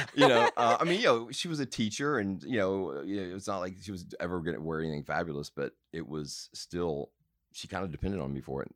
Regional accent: Madison, Mississippi, United States; moved away as an adult; also born or lived in Jackson, Mississippi / New York; I'm from, um, from Mississippi. I was born in Jackson, and then we moved out to a suburb of Jackson, Madison, when I was probably in the third grade, and kind of lived there until I ran off

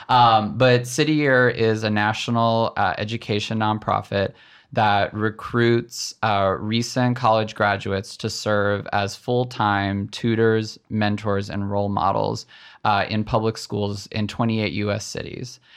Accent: just south of Nashville, Tennessee, United States; my dad raised my brother and I, um, just south of Nashville, Tennessee

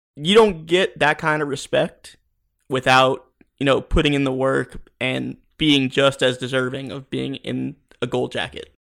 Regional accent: South Florida, United States; growing up in South Florida, I played football my whole life

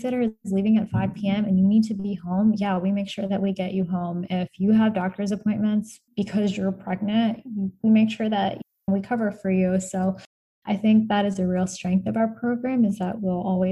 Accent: Chicago, Illinois, United States; moved away as an adult; now in Albany, United States; I come from Chicago, and my husband and I were long distance for a year or so when he was there

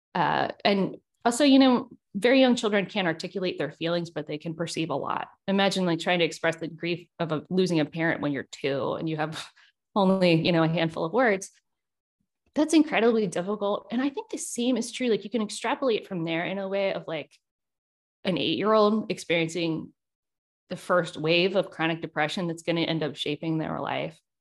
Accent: Richmond, Virginia, United States; also born or lived in South Carolina / Auckland, New Zealand; here in my hometown

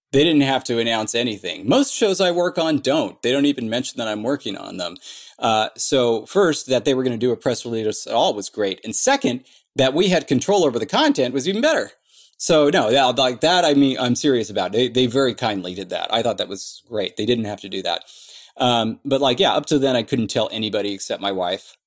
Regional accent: Orange County, California, United States; I'm from Orange County

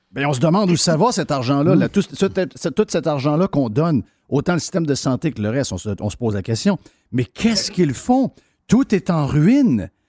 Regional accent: Saguenay, Quebec, Canada; je connais bien le coin, je viens du Saguenay, mon père a été politicien au Saguenay longtemps

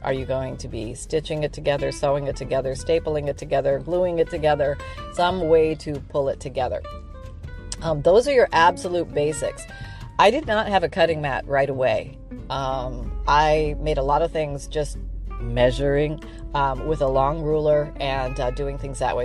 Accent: Canada; now in Florida, United States; I'm from Canada

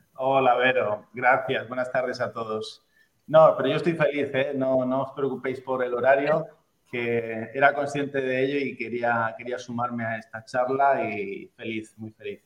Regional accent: Spain

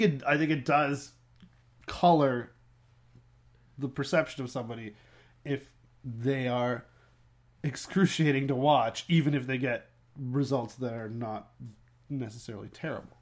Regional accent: Peterborough, Ontario, Canada; moved away; I grew up in Peterborough

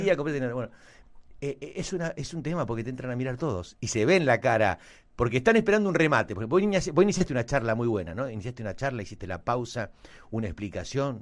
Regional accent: Argentina

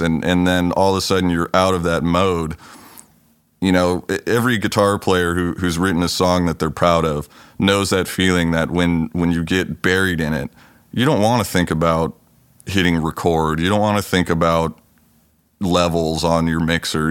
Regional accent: Los Angeles, California, United States; now in Pacific Northwest, United States; I grew up in California. I was born down in the L A area and spent most of my younger years down there

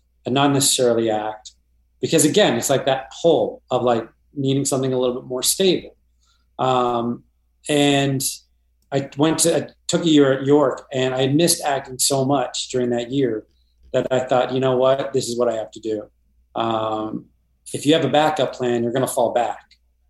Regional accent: Toronto, Ontario, Canada; I grew up in Toronto.

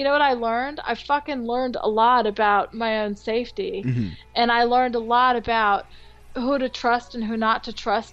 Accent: California, United States; also born or lived in France; I'm a Rican from California.

